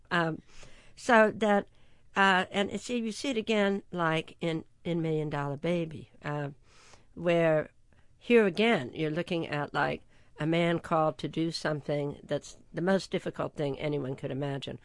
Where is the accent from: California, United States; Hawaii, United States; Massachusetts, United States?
California, United States; San Marino; I grew up in San Marino, California